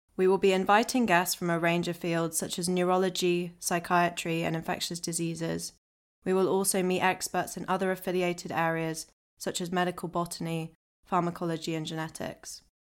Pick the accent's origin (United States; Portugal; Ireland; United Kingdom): United Kingdom; Oxfordshire, South East England; now in London, United Kingdom; I'm originally from Oxfordshire